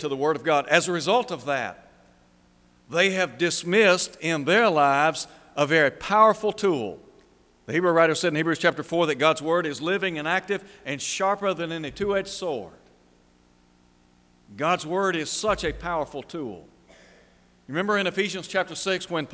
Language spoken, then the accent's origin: English; Chattanooga area, Tennessee, United States; In my hometown, there are two mountains, Signal Mountain and Lookout Mountain